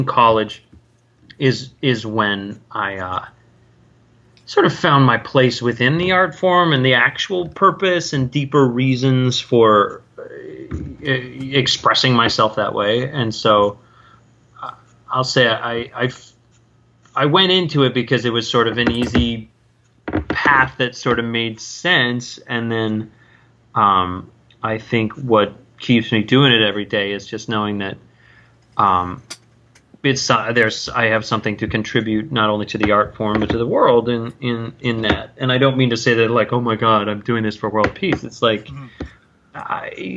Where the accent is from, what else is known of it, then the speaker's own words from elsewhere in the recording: Northern California, United States; now in Edgewater, United States; I was from Northern California, so but I had family that were actors